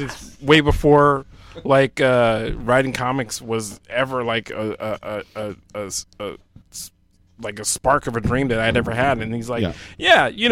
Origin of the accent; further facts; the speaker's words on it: New York City, New York, United States; moved away as an adult; also born or lived in Hempstead, Long Island, New York; now in Austin, United States; I grew up in Borough Park until I was 10, and then my mom moved us out to Long Island